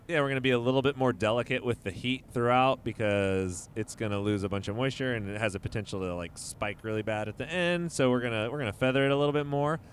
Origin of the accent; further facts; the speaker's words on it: Modesto, California, United States; I'm straight up from Modesto